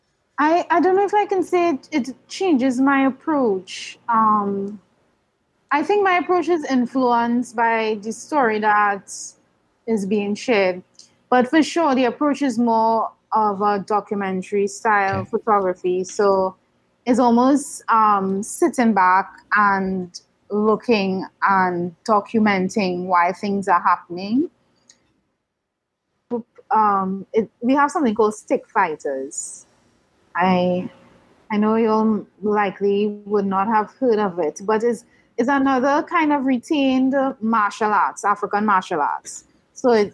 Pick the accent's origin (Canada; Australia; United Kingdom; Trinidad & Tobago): Trinidad & Tobago; I grew up here in Trinidad